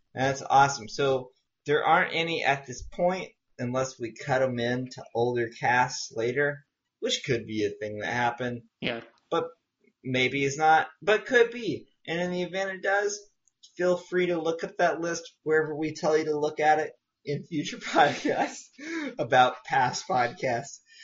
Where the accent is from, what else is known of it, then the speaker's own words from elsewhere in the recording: Southwest, United States; I grew up in the Southwest, which is true